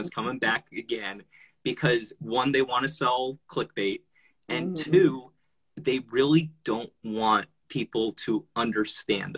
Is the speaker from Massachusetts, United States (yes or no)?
no; New Jersey, United States; now in Las Vegas, United States; I grew up in Jersey